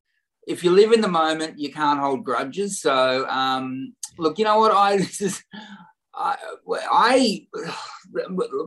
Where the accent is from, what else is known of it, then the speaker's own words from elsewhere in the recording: Warrnambool, Victoria, Australia; at the local show in Warrnambool, my hometown